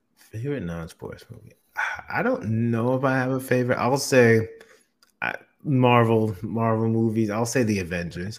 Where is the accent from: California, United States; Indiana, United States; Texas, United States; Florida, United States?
Florida, United States; South; also born or lived in Orlando, Florida; I've been born and raised in Florida. So I'm from South Florida.